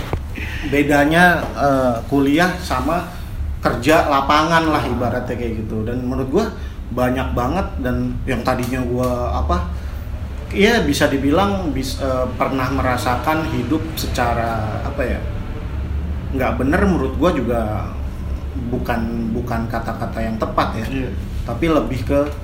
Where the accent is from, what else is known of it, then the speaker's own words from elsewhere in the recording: Jakarta, Indonesia; nyokap gue Jawa, bokap gue Sunda tapi gue lahir di Jakarta dan memang ya terbentuk sekeliling itu budaya-budaya Betawi